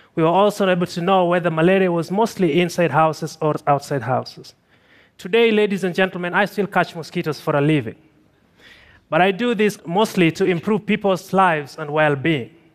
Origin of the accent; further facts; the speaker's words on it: Tanzania; I'm from Tanzania